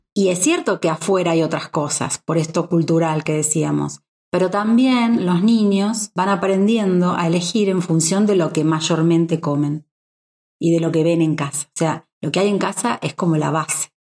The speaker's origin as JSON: {"language": "Spanish", "country": "Argentina", "moved": "yes", "said": "yo que vengo de un país como Argentina"}